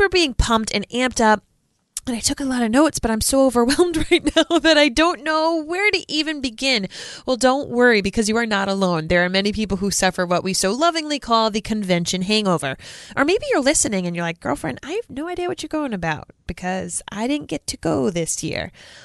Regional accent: Rhode Island, United States; Rhode Island, my home state

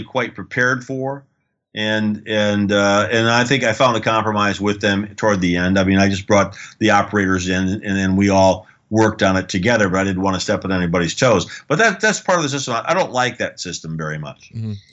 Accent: United States; I come from the United States

